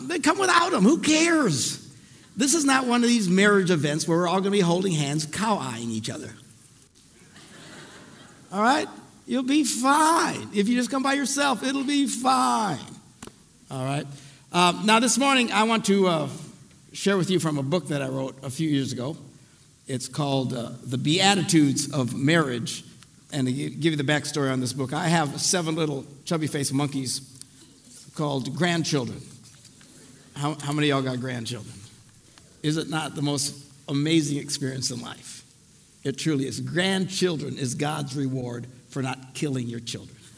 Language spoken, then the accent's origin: English; Green Bay, Wisconsin, United States; I'm from Green Bay